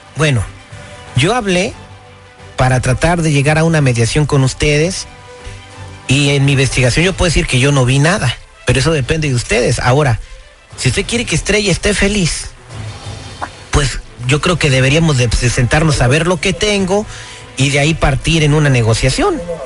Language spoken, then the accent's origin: Spanish; Pittsburg, California, United States; donde yo nací se llama Pittsburgh, California.